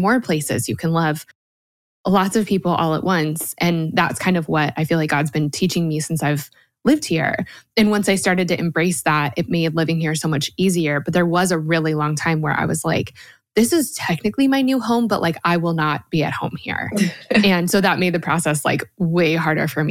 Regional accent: Colorado, United States; moved away as an adult; also born or lived in Georgia; now in Nashville, United States; I'm from Colorado

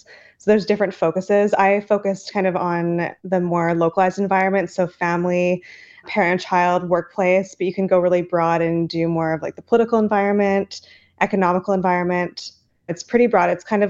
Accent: Alberta, Canada; I am from a small town in Alberta, Canada.

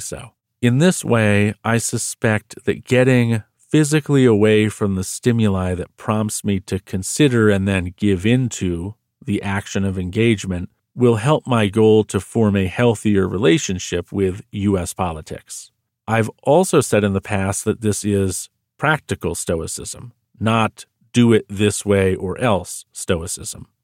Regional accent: United States; I'm American

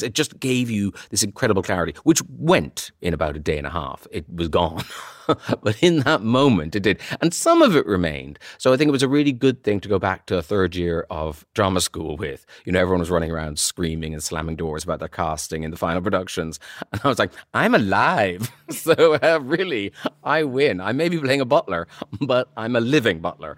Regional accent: Ireland; moved away; when I was from Ireland

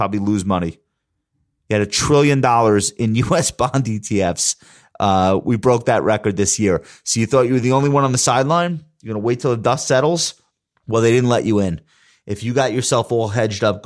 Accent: Long Island, New York, United States; accent: Long Island; my Long Island accent

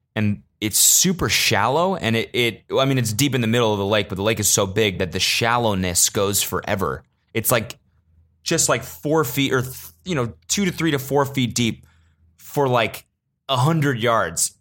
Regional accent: United States; as an American

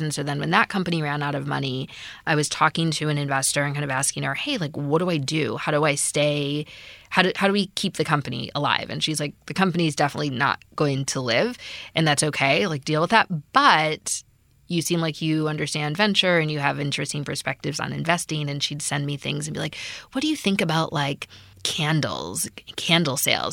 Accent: Midwest, United States; also born or lived in San Francisco; now in Los Angeles, United States; I grew up in the Midwest, love sports

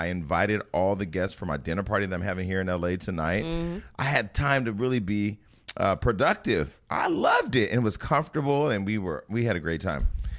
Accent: West Coast, United States; I'm from the West Coast where we don't take the train.

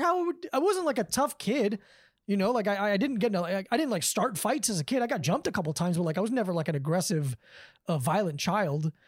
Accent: Davie, Florida, United States; moved away as an adult; now in New York, United States; I'm from the same town that Todd Berry and, uh, Mike Lawrence is from.

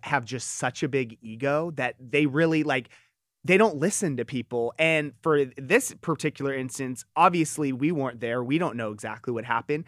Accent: Southern California, United States; I grew up in Southern California

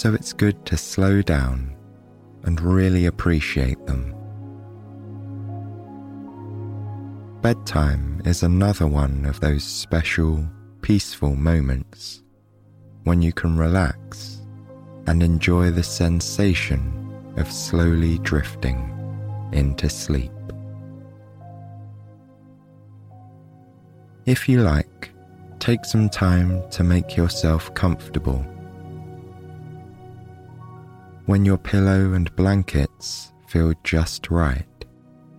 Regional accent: England, United Kingdom; my home country of England

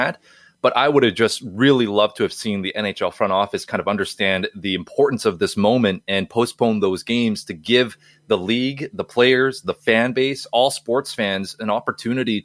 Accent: Canada; as a Canadian

